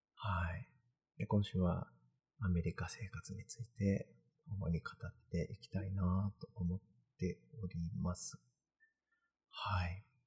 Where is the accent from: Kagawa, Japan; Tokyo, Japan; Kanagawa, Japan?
Kanagawa, Japan; moved away as an adult; now in Massachusetts, United States; 僕神奈川出身